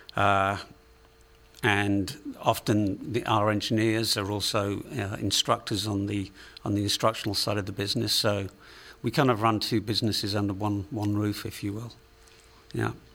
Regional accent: England, United Kingdom; accent: Englishman; moved away as an adult; also born or lived in United States; now in San Diego, United States; I'm from England originally, although uh, about six months ago I, would lived in the States for longer than I lived in England

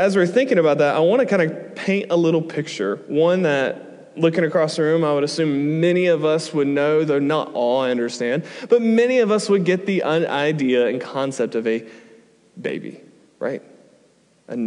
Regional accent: United States; moved away as an adult; we're from America

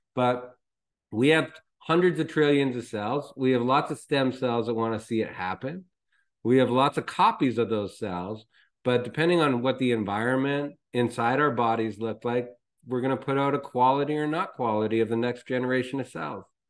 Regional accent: Canada; I'm Canadian

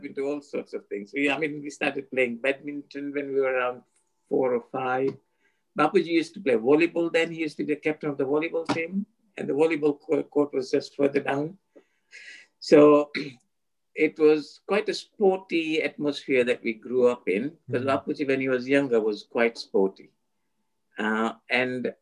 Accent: Miwani, Kisumu County, Kenya; I was born in Miwani. It's right on the equator

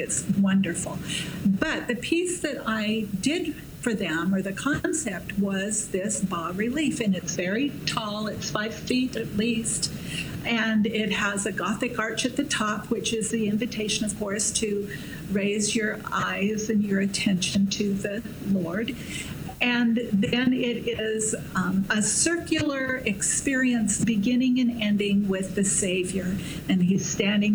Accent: Washington, United States; moved away as an adult; also born or lived in Cincinnati; now in Utah, United States; I'm from Washington

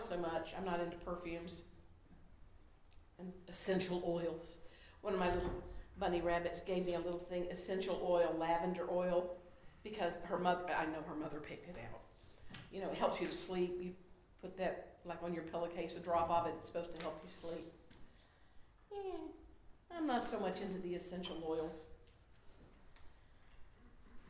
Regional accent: Charlotte, North Carolina, United States; I love my hometown

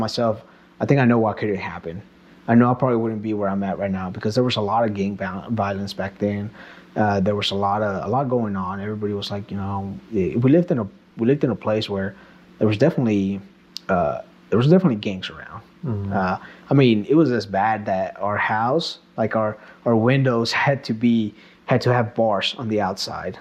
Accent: Kansas, United States; born or raised there; also born or lived in Mexico

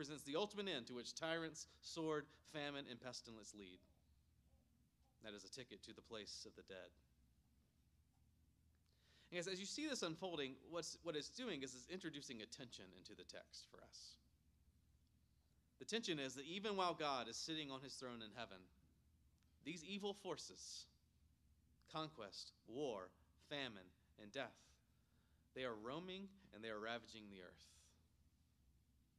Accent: Myrtle Beach, South Carolina, United States; growing up in Myrtle Beach, South Carolina

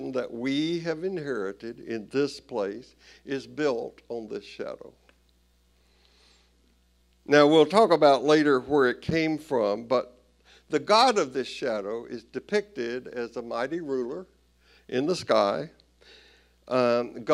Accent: Tennessee, United States; I grew up Southern Baptist in Tennessee

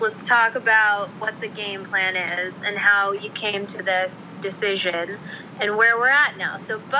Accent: East Brunswick, New Jersey, United States; Everybody knows we're from East Brunswick, New Jersey, shared hometown.

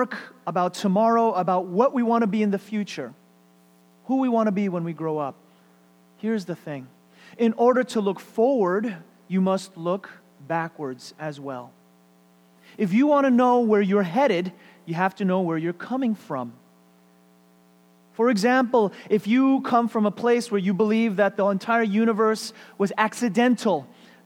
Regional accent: United States; I was born and raised in America

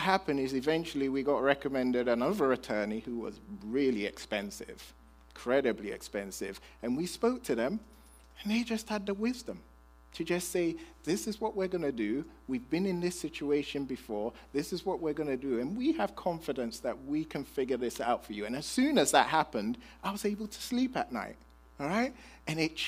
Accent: United Kingdom; I'm British

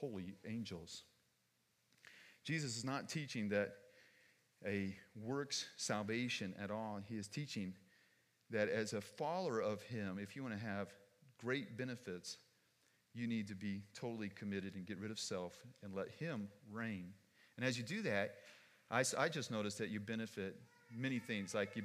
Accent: United States; I'm an American, foolish American.

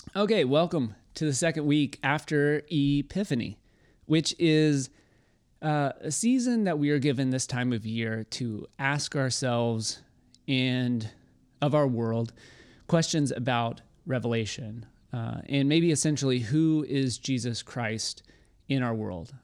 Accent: Waco, Texas, United States; I'm from Waco, and before Magnolia took over our city

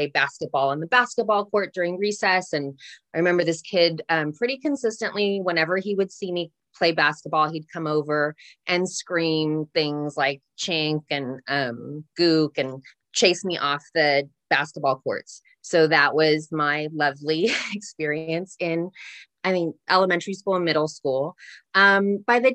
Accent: Santa Ynez, California, United States; I grew up predominantly in Santa Ynez

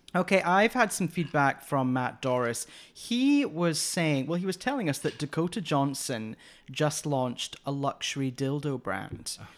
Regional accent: Scotland, United Kingdom; I'm Scottish

